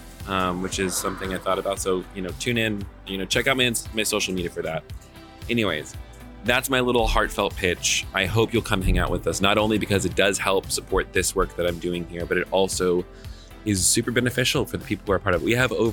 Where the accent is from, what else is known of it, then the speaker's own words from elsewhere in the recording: Atlanta, Georgia, United States; Atlanta, my hometown where I'm currently living